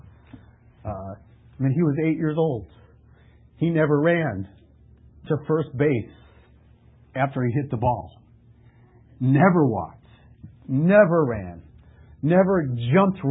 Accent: Lake in the Hills, Illinois, United States; also born or lived in Chicago; I grew up in Lake in the Hills

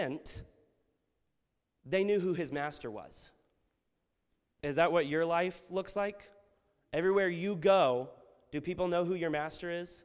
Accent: United States; We as Americans

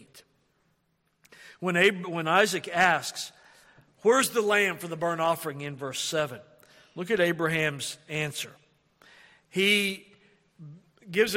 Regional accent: Oklahoma, United States; We're from Oklahoma

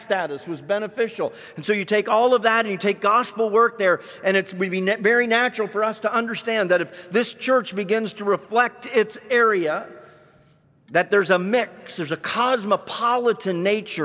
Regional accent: Canada; moved away; I grew up in Canada

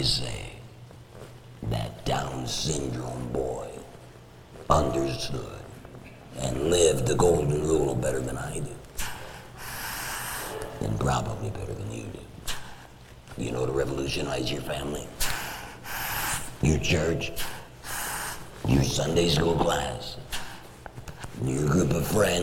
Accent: Detroit, Michigan, United States; when I was a boy growing up in Detroit

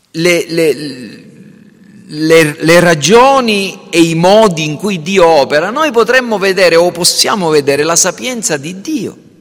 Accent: Sicily, Italy; siamo siciliani perché siamo nati in Sicilia

